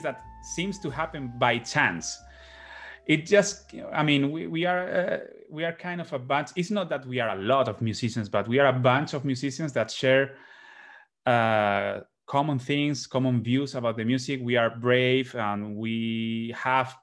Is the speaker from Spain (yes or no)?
yes; Spain; also born or lived in Boston, United States; the elements that are common to us here in Spain